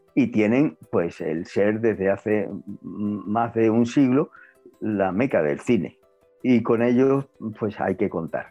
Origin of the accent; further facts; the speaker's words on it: Spain; como españoles, que estamos orgullosos de haber nacido en España